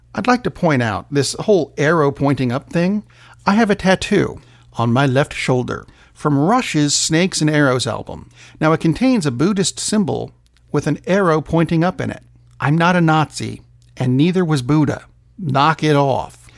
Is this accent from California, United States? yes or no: no; Tennessee, United States; my home state